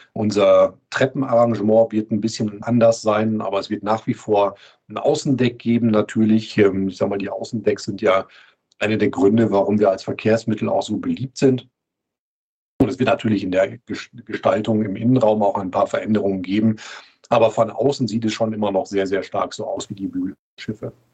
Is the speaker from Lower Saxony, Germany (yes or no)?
no; Duisburg, North Rhine-Westphalia, Germany; moved away as an adult; also born or lived in Flensburg; now in Hamburg, Germany; Ich bin gebürtiger Duisburger